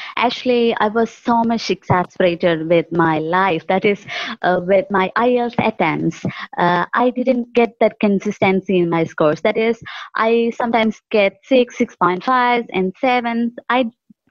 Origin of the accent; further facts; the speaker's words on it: Kerala, India; English is a second language; I'm from Kerala, India.